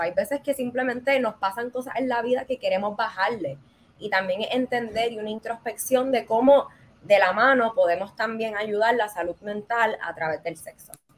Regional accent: Puerto Rico; moved away as an adult; also born or lived in Barcelona; como boricua

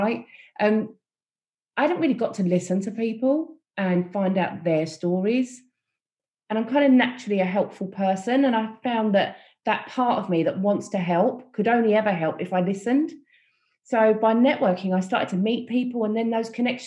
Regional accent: London, United Kingdom; growing up in East London, you know, there was a people from all different backgrounds

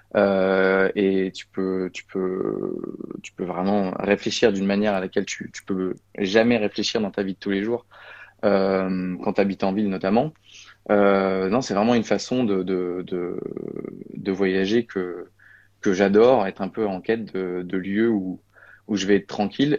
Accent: Vosges, Grand Est, France; also born or lived in Paris suburbs; now in Bordeaux, France; Je suis originaire des Vosges

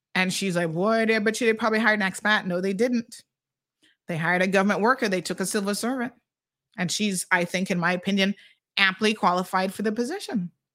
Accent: Cayman Islands; Caymanians are so incredibly unique and we have a unique set of problems

